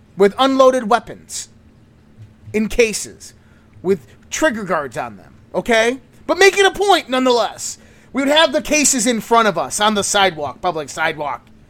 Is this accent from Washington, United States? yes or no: no; Western New York, United States; Western New York